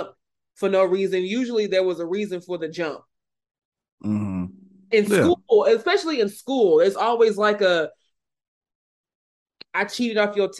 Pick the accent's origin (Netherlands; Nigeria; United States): United States; the South; I'm from the South. I'm close to Louisiana. I'm not near it. I'm not in it, but I'm close to it.